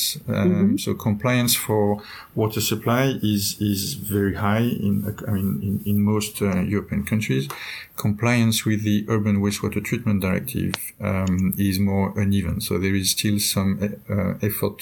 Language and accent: English; France; In my home country, France